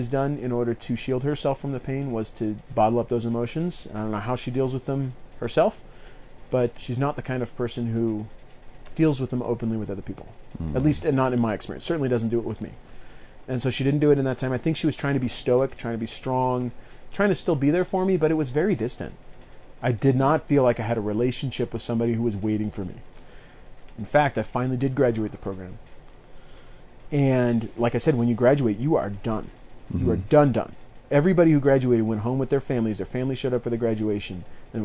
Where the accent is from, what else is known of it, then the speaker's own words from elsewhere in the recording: near Eagle Point, Southern Oregon, United States; going back towards my hometown